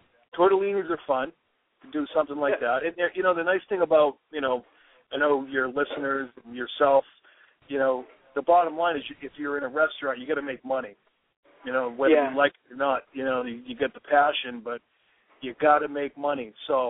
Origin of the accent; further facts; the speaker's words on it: Waltham, Massachusetts, United States; In my hometown, Waltham, we have a restaurant called the Chateau